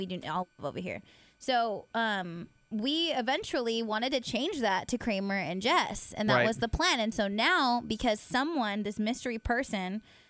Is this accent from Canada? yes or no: no; Philippines; Because I am Filipino.